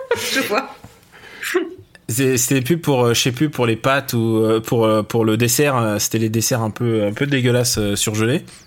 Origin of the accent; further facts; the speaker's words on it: Russia; je suis russe